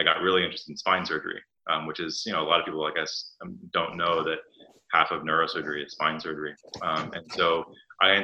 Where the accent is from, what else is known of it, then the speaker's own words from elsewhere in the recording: New York City, New York, United States; I grew up in New York City